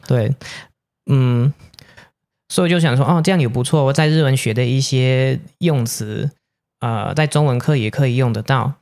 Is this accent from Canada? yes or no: yes; Canada; first language English; Chinese is a second language; moved away as an adult; now in Taiwan; 我是来自加拿大的